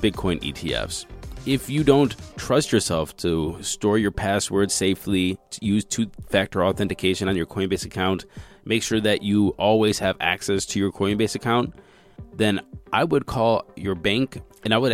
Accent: United States; also born or lived in China; me being an American

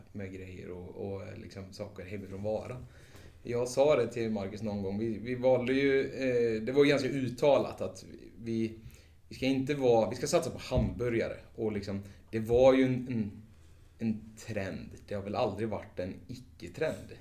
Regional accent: Vara, Västra Götaland, Sweden; moved away; vi kommer just från, från Vara, landet, slätta, bönder

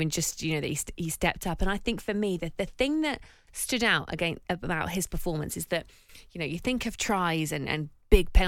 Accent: Northampton, East Midlands, United Kingdom; I sit here as a Northampton girl, born and bred, and I feel like I'm going to be disowned by my hometown

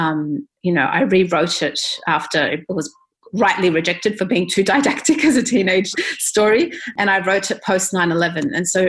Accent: Australia; my lived experiences growing up as an Australian, Egyptian, Muslim, Palestinian at the time of the Gulf War

